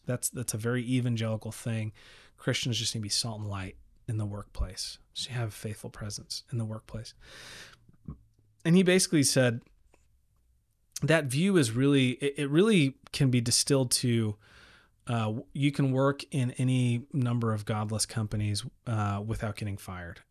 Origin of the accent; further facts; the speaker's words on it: El Paso, Texas, United States; I grew up in El Paso, Texas